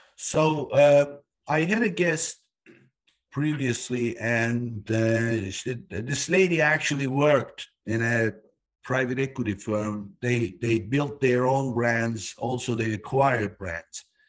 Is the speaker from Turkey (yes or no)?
yes; Turkey; now in United States; I was born in Turkey